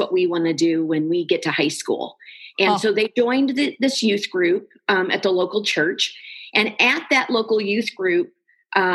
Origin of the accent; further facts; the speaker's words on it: St. Louis, Missouri, United States; moved away as an adult; also born or lived in Kansas City; now in Cedar Rapids, United States; I grew up in St. Louis, moved to Kansas City after I met the man I married